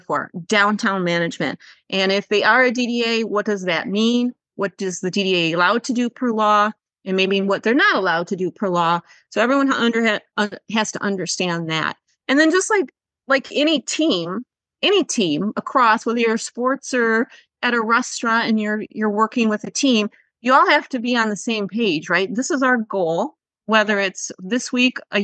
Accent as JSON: {"language": "English", "area": "Oakland County", "region": "Michigan", "country": "United States", "tie": "born or raised there", "said": "I grew up in Oakland County, but not in a downtown per se."}